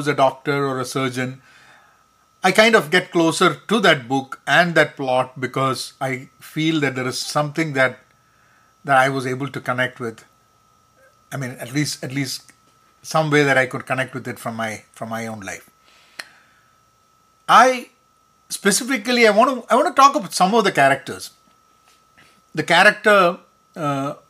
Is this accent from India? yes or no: yes; Kerala, India; first language Malayalam; English is a second language; now in United States; Kerala is my home state in India